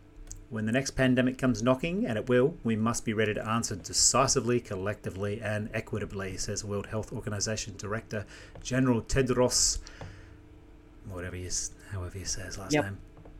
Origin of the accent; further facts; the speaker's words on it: New Zealand; moved away; I'm an immigrant myself, so I come from New Zealand. Close to 26 years ago, whatever it was, yeah.